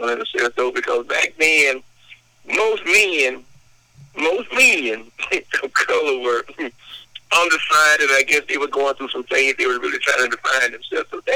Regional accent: Shreveport, Louisiana, United States; I was born and raised in the Shreveport

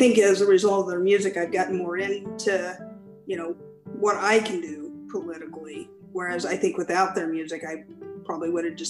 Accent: Midwest, United States; also born or lived in Missouri / Kansas; now in New England, United States; I was raised in Kansas and Missouri, so much more conservative. That's not who I am as a person. I'm in New England now

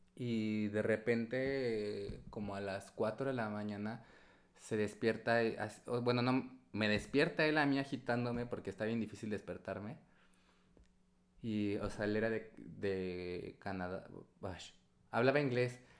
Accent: Puebla, Mexico; moved away; Vengo de Puebla

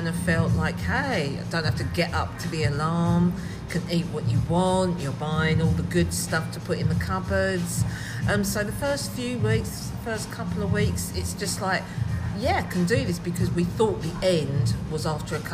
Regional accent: Southend-on-Sea, East of England, United Kingdom; I'm born and bred in Southend

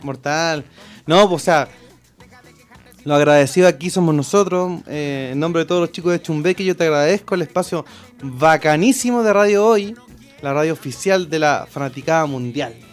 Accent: Chile; toda mi familia son argentinos pero yo fui criado acá en Chile junto con mi hermano

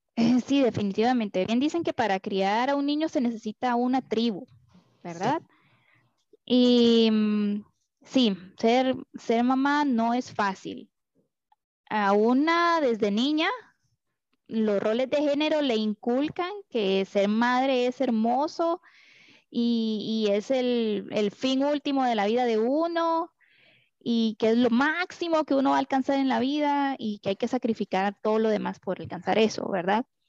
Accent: Costa Rica; moved away; also born or lived in Honduras; yo soy costarricense

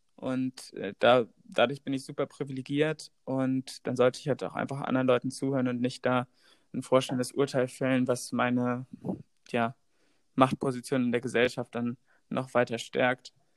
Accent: Hamburg, Germany; wir kommen beide aus Hamburg

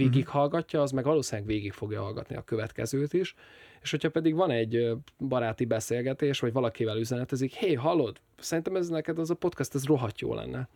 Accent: Hungary; magyarként megvan az a hátrányom

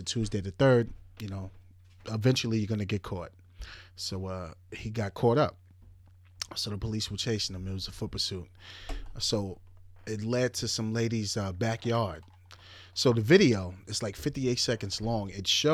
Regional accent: Suffolk County, Long Island, New York, United States; I'm from Suffolk County

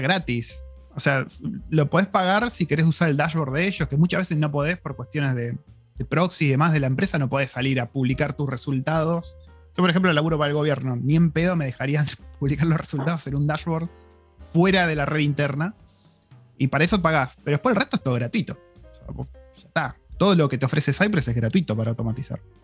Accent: Argentina; moved away as an adult; cuando me fui de Argentina

